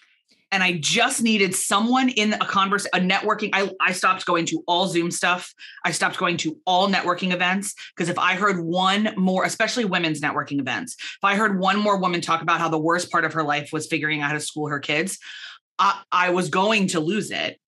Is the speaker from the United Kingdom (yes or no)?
yes; Belfast, Northern Ireland, United Kingdom; moved away as an adult; now in Philadelphia, United States; But we emigrated from Northern Ireland to Philadelphia, from Belfast to Philadelphia, and I took a position in my family company.